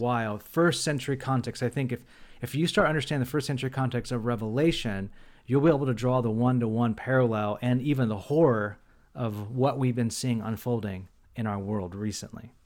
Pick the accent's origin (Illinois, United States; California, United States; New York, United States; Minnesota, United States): California, United States; Bakersfield; moved away as an adult; now in San Francisco, United States; Matt and I grew up in the most conservative part of Baker, of California, Bakersfield, California